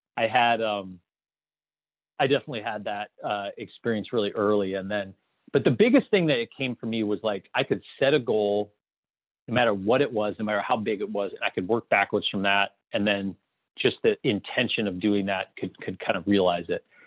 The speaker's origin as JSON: {"language": "English", "town": "Toledo", "region": "Ohio", "country": "United States", "tie": "born or raised there", "said": "I grew up in a small town in Ohio. It was a rural farming town. Uh, not, not, it was actually a suburb of Toledo, uh, Ohio"}